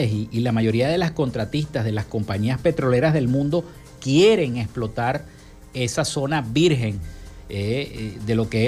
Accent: Venezuela; nuestro país, que ya tiene décadas este diferendo, años, entre Guyana y Venezuela.

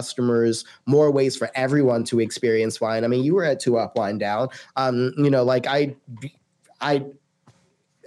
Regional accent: United States; especially as an American

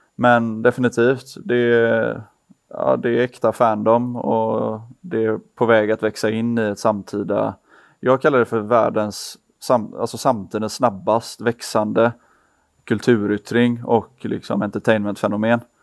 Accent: Gothenburg, Västra Götaland, Sweden; vi är alla från Göteborg

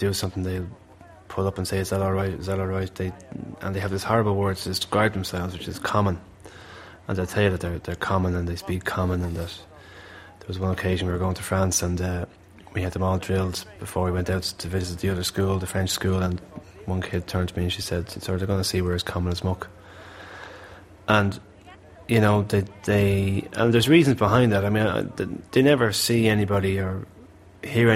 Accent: Malahide, Leinster, Ireland; I'm from Malahide, and I know exactly what people from Malahide are about

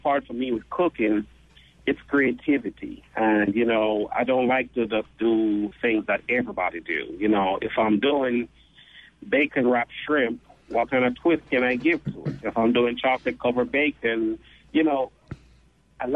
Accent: Jamaica; moved away

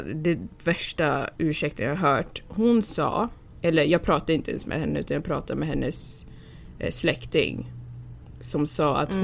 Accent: Gävle, Gävleborg County, Sweden; now in Newport Beach, United States; jag kommer ändå från Gävle

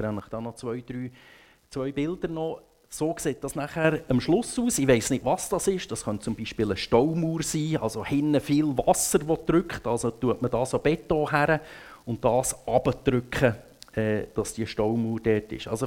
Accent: Grindelwald, Bern, Switzerland; ich bin in Grindelwald aufgewachsen, ich glaube noch gar nie in meinem Leben auf einem Segelschiff gewesen.

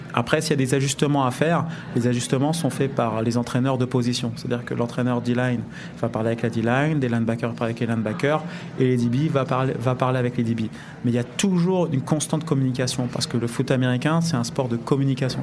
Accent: France; on est français

